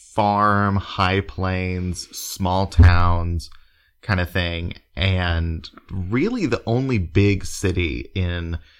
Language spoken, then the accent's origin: English; Oklahoma City, Oklahoma, United States; I grew up in Oklahoma City Metro and have always lived, you know, in suburbs or cities.